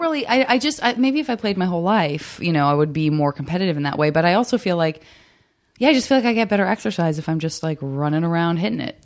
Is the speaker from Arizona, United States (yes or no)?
yes; Tucson, Arizona, United States; moved away; all my summers growing up in Tucson